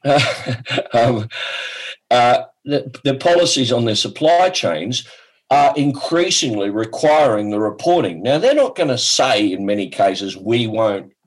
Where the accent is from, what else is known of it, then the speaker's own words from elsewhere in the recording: Australia; I'm from Australia